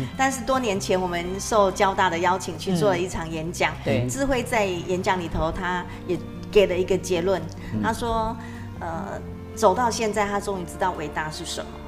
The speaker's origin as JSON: {"language": "Chinese", "country": "Taiwan", "said": "其实我们台湾。土生土长哦"}